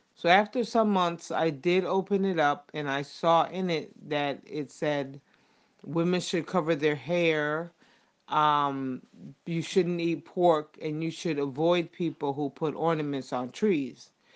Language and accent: English; United States; I'm from the United States